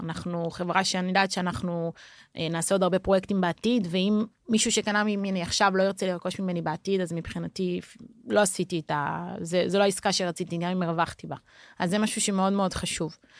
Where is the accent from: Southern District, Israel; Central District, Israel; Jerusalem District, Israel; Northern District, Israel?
Jerusalem District, Israel; Jerusalem; moved away as an adult; also born or lived in Tel Aviv, Israel; now in Porto, Portugal; אני ירושלמית במקור